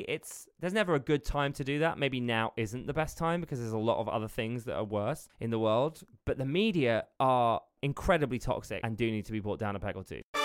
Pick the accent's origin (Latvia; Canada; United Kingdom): United Kingdom; as a British person